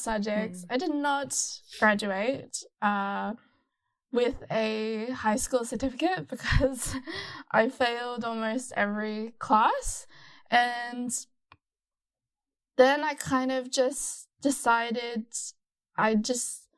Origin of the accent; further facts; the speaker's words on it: Gold Coast, Queensland, Australia; moved away as an adult; now in Melbourne, Australia; I was born in Australia in a very sunny city called the Gold Coast. And then around 2015, I moved to Melbourne